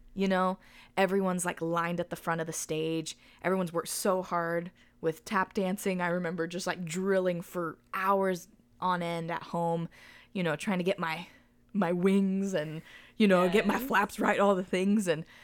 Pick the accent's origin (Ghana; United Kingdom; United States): United Kingdom; in this moment, being a British gymnast sweep, you know.